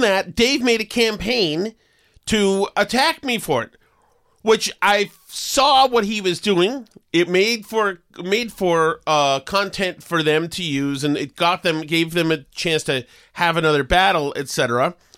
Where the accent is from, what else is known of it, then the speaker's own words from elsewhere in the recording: Winchester, Massachusetts, United States; Melrose and Winchester, which, which is my hometown